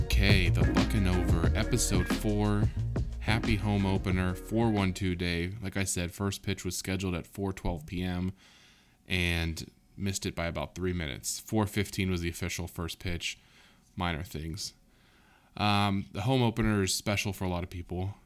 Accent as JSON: {"language": "English", "region": "Southwest Ohio", "country": "United States", "tie": "born or raised there", "said": "growing up in Southwest Ohio"}